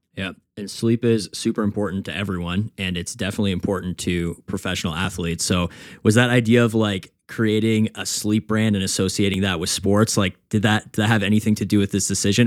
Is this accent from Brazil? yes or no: no; Canada; I'm a Canadian